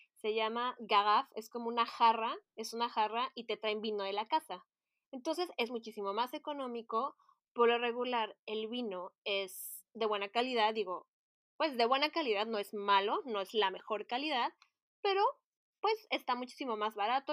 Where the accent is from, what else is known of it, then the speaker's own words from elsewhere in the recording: Mexico; moved away as an adult; now in Paris, France; en mi país, en México